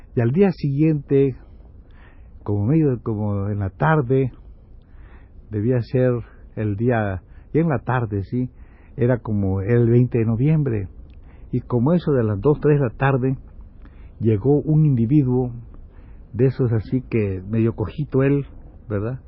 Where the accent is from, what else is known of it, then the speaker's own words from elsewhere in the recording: Campeche, Mexico; moved away; soy de un pueblo muy comunicativo, soy de Campeche